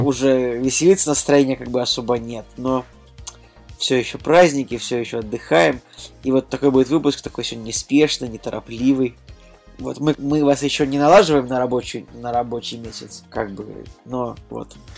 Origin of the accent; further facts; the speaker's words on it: Saint Petersburg, Russia; в моем родном городе, Санкт-Петербурге